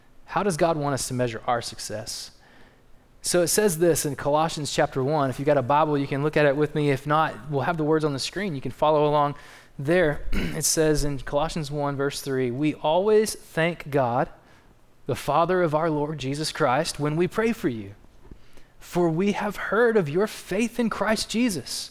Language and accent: English; East Texas, United States; also born or lived in South Dakota; Jill and I, even though we're from East Texas, we spent 5 years up there planting churches